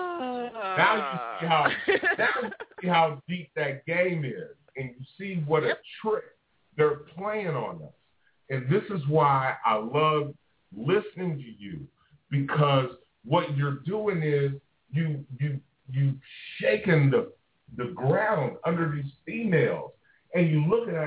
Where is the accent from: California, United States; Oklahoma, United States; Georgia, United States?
California, United States; Oakland; I'm from Pimp Country, Oakland, California